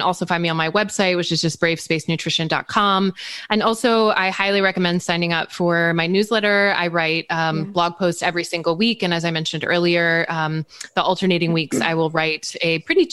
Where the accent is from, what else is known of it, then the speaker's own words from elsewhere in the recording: East Coast, United States; I grew up on the East Coast